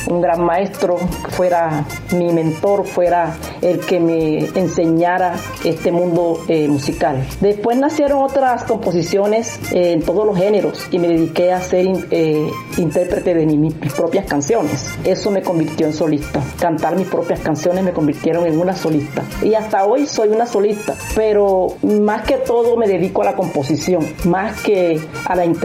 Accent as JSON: {"language": "Spanish", "country": "Colombia", "said": "colombiana, vivo en Barranquilla, ciudad conocida como Puerta de Oro de Colombia, famoso por su gran carnaval."}